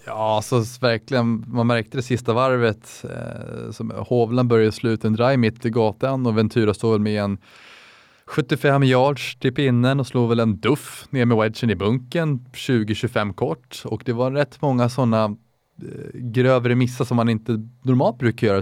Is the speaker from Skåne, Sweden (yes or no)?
no; Täby, Stockholm County, Sweden; Jag är 24 år gammal, kommer från Täby